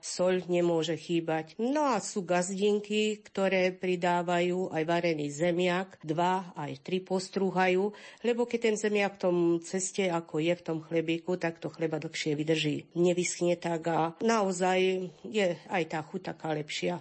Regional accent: Hrušov, Banská Bystrica Region, Slovakia; som z Rušova a bývam na Hrušovských lazoch na Lúčky.

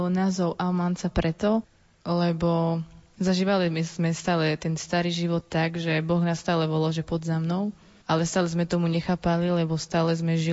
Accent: Snakov, Prešov Region, Slovakia; My ako kapela pochádzame z Snakova

